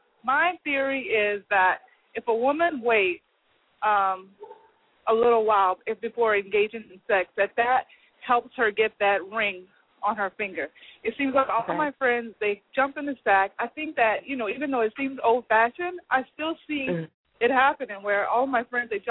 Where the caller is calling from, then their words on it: Dallas, Texas, United States; Hello, I'm calling from Dallas, Texas.